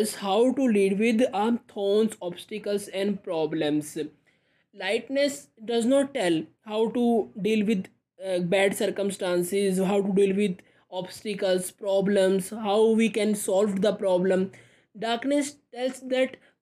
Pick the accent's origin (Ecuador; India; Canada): India; I am from India